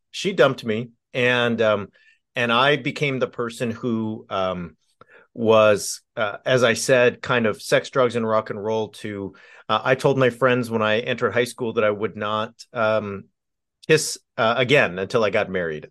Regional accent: Southern California, United States; I grew up in Southern California

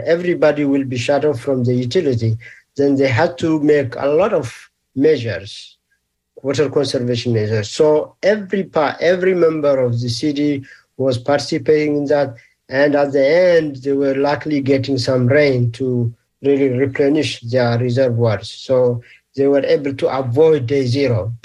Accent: Eritrea; moved away; also born or lived in Ethiopia / Australia / Sweden; I'm originally from Eritrea, which is in East Africa. And I did my elementary, middle, and high school. Also did my first degree in Ethiopia.

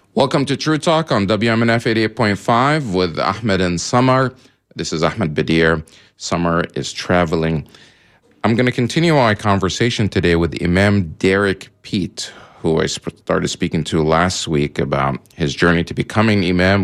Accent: Egypt; now in United States; I also happen to be Egyptian. Uh, I'm all those different things, um, uh, as also being an American and Muslim. Um, my citizenship is American. I was born in Egypt. Now I'm here

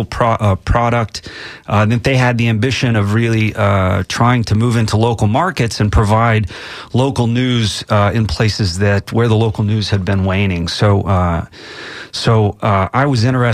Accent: Moore, Oklahoma, United States; moved away as an adult; also born or lived in Tulsa, Oklahoma / Slick, Oklahoma; now in Tampa, United States; I grew up in Oklahoma. I was born in Tulsa.

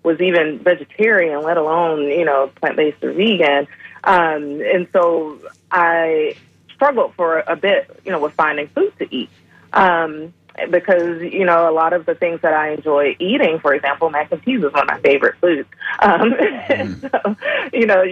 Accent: Atlanta, Georgia, United States; moved away; I'm originally from Atlanta, Georgia, so I'm a Southerner. And my diet growing up consisted of Southern

